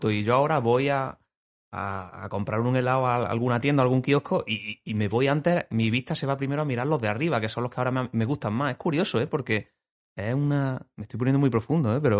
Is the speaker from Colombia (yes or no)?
no; Pozoblanco, Andalusia, Spain; Pozo Blanco, en mi pueblo, allí en, la piscina municipal.